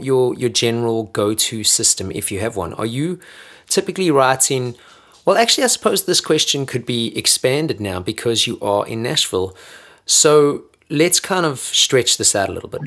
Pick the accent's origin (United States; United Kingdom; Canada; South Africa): South Africa; moved away; I've lived longer out of South Africa than I've ever lived in South Africa.